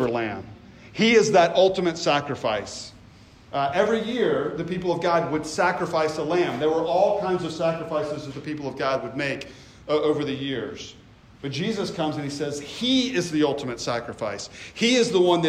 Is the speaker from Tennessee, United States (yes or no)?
yes; Memphis, Tennessee, United States; moved away; also born or lived in the Carolinas; I grew up in the South. I grew up in Memphis.